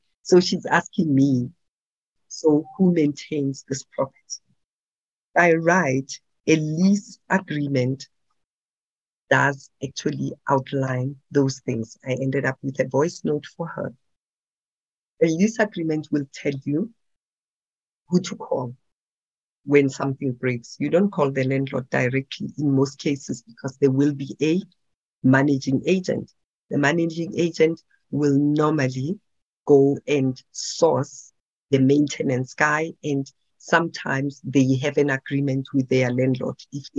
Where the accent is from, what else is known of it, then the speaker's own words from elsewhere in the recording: Pretoria, Gauteng, South Africa; Soweto is too far for me. I'm from Pretoria. I only understand Pretoria and Tembisa.